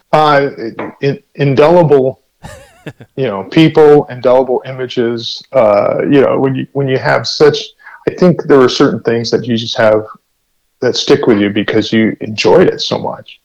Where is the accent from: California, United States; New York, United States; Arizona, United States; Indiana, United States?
California, United States; La Mesa; I grew up in La Mesa